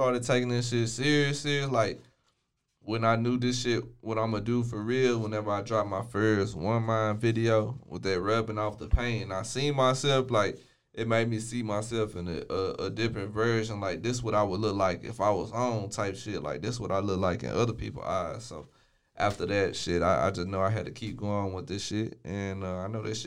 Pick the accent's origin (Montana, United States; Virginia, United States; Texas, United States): Texas, United States; Waco; I've been from Waco my whole life. I ain't never moved up out this bit